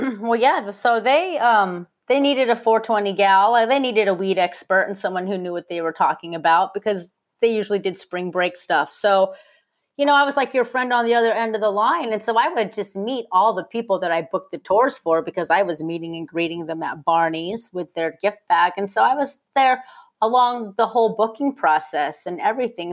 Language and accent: English; Phoenix, Arizona, United States; I'm from Phoenix, Arizona originally